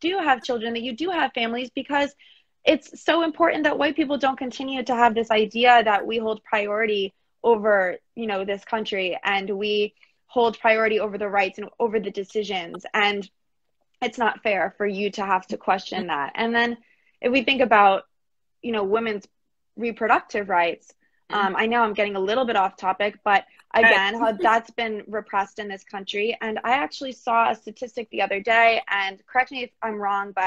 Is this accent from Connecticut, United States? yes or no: yes; Eastern Connecticut, United States; I'm from Eastern Connecticut.